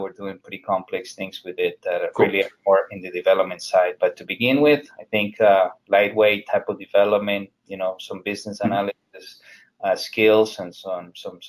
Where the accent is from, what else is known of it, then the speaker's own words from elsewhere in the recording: Colombia; now in Fort Lauderdale, United States; I'm from Colombia myself